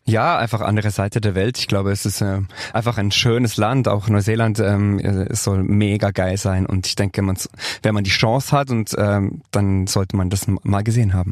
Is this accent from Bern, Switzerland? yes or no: yes; Bernese Oberland, Switzerland; accent: Swiss German; ich komme ja aus der Schweiz, aus dem Berner Oberland